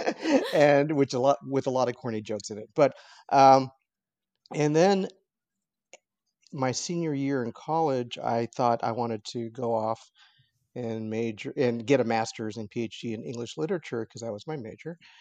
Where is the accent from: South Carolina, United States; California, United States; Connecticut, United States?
California, United States; Los Angeles; I was born in, in downtown L A, and I have lived here my entire life